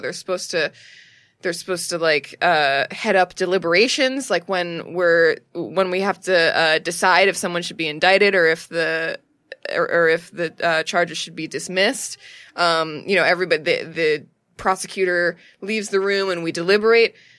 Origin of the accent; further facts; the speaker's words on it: United States; I'm an American.